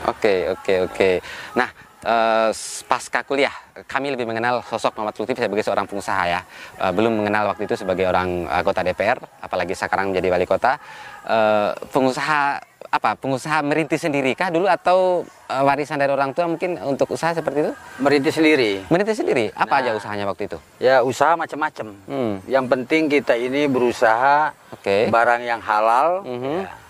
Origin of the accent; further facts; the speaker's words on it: Bima, West Nusa Tenggara, Indonesia; Saya lahir di Kota Bima. Asli di Kota Bima.